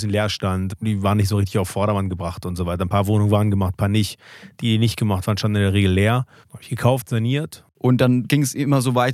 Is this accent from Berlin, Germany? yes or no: yes; Berlin, Germany; Genau, es war ein Tegel, da wo ich groß geworden bin